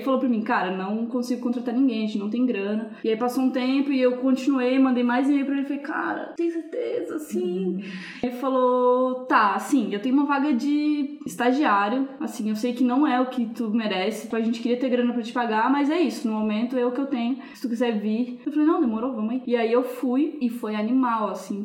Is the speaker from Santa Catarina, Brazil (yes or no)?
yes; Joinville, Santa Catarina, Brazil; moved away as an adult; now in São Paulo, Brazil; na minha cidade, eu sou de Joinville, Santa Catarina.